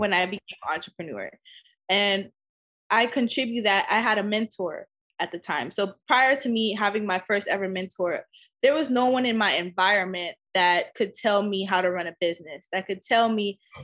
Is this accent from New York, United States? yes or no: no; Los Angeles, California, United States; LA will always be my home. It's where I grew up